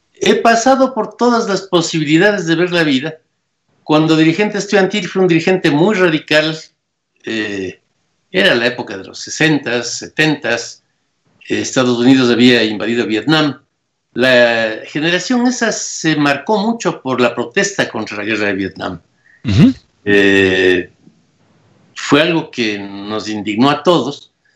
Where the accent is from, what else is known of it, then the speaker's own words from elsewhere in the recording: Ecuador; yo nací en Ecuador y viví en la frontera de esas dos cosas